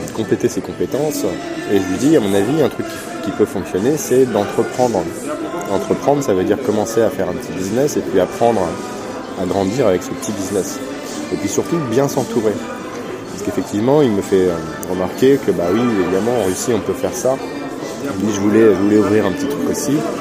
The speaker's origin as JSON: {"language": "French", "country": "France", "said": "j'étais français"}